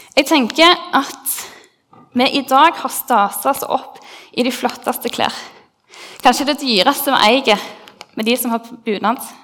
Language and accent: Norwegian; Gilja, Rogaland, Norway; now in Stavanger, Norway; hjemme på Gilja, i heimbygda mi